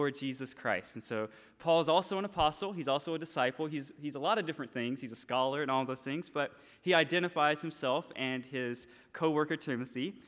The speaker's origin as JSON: {"language": "English", "town": "Franklin", "region": "Georgia", "country": "United States", "tie": "born or raised there", "also_born_or_lived": "LaGrange, Georgia", "moved": "as an adult", "lives_now": "Japan", "said": "I'm from Franklin. I was born in LaGrange"}